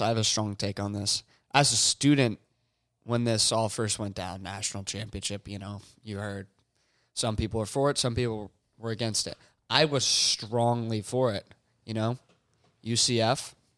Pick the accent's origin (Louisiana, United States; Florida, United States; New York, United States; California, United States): Florida, United States; Merritt Island; I'm from Merritt Island, Florida